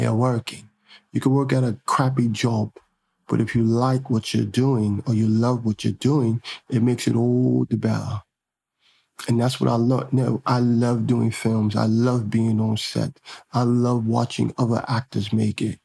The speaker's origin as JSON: {"language": "English", "region": "New York", "country": "United States", "said": "I'm really from Harlem"}